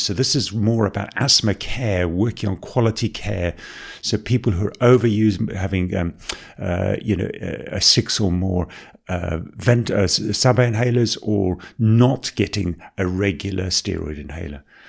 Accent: South Africa; accent: South African; also born or lived in Botswana / Tanzania / Salford; now in Manchester, United Kingdom; I was born in Botswana. I grew up in South Africa. You might recognize I've got a little bit of a South African twinge there

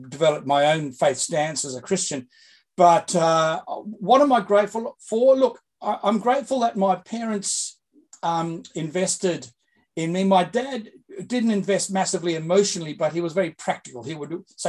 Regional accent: Australia; moved away as an adult; also born or lived in England; now in Sydney, Australia; I'm an Aussie, although I spent much of my time overseas in Great Britain

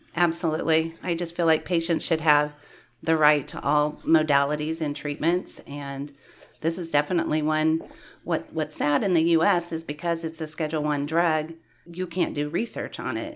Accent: Valley Center, Kansas, United States; I grew up in Valley Center, Kansas, so I've been a Kansas resident all my life

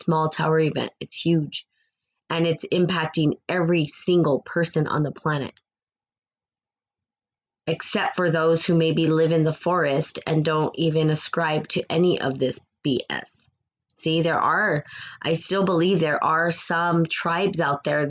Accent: New Mexico, United States; the accent that you're hearing is actually from New Mexico. Born and raised in New Mexico, the land of the aliens.

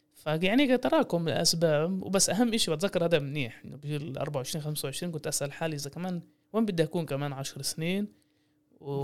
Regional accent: Jaffa, Tel Aviv District, Israel; أنا عايش في مدينة يافا انولدت بمدينة يافا لعائلات يافية

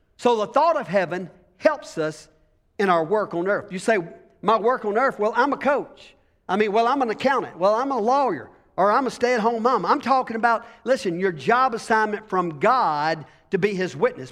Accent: United States; as being American

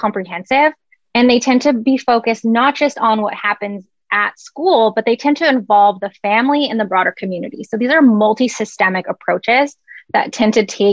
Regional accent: Canada; moved away; I'm Canadian.

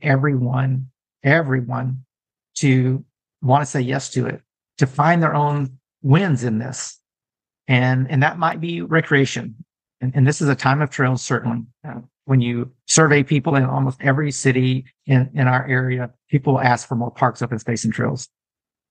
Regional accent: Texas, United States; I'm a Texan

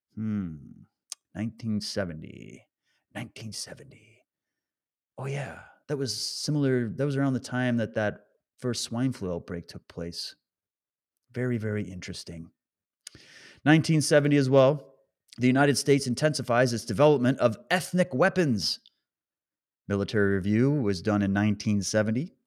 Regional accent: Canada; moved away; I come from Canada

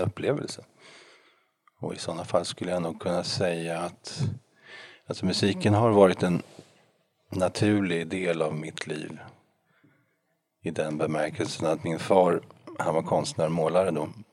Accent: Norrköping, Östergötland, Sweden; som var kantor i en kyrka i Norrköping där jag är född

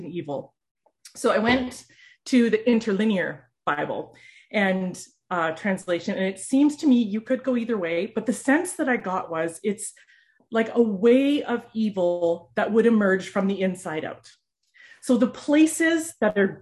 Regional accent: Canada; as a Canadian

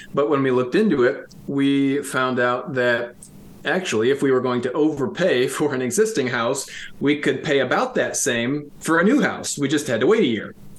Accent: around Ann Arbor, Southeast Michigan, United States; moved away as an adult; also born or lived in Grand Rapids area, Michigan; now in Rockford, United States; Both of us grew up in Southeast Michigan

